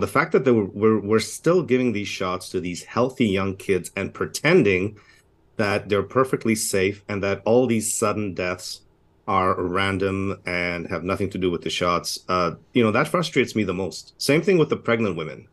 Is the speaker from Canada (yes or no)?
yes; Canada; I'm a Canadian, uh, physician